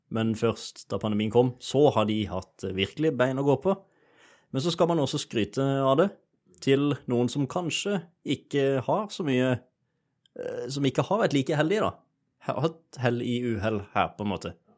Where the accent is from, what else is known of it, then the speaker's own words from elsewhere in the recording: Sørlandet, Norway; jeg er sørlending